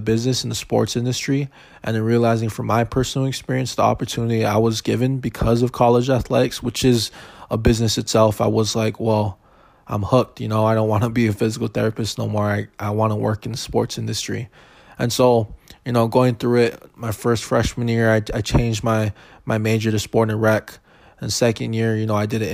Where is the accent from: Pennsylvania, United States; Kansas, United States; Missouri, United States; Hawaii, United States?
Hawaii, United States; moved away as an adult; also born or lived in Crookston, Minnesota; I was born and raised in Hawaii